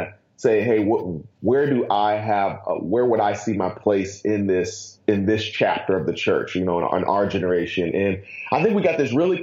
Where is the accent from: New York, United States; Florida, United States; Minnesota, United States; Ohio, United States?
Ohio, United States; Akron; now in Atlanta, United States; I'm born and raised in Ohio, so that means the world to me. I was born in Akron, moved down to Atlanta